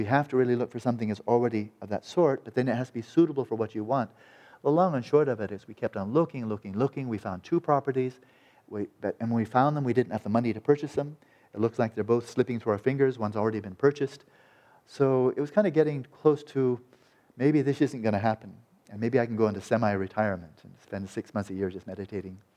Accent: Santa Barbara, California, United States; born or raised there

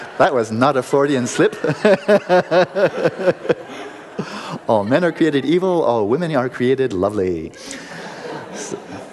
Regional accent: United States; I'm an American

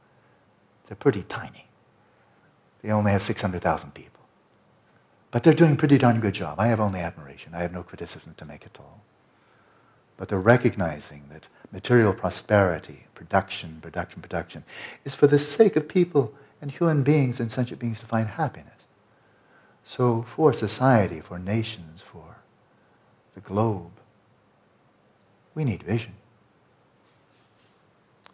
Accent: United States; I'm speaking as an American

